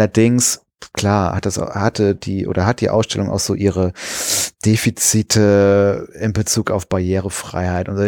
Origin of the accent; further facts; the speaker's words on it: Kreuztal, North Rhine-Westphalia, Germany; in meiner alten Heimat, da wo ich herkomme, ähm, da war der auch zu Hause übrigens, der Friedrich Flick. Ähm, in äh, Kreuztal heißt der, ähm, äh, heißt der Ort